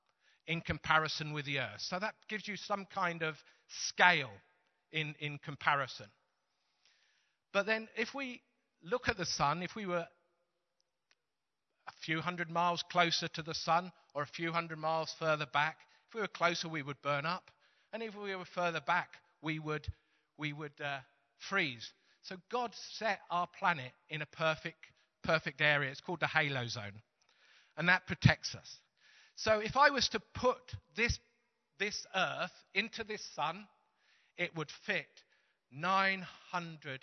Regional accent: Teesside, North East England, United Kingdom; we're from Teesside

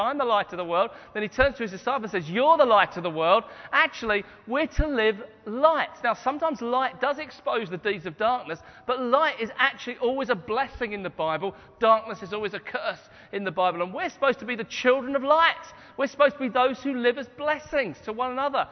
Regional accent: Hastings, South East England, United Kingdom; My hometown is Hastings, and Anne and I grew up in Hastings

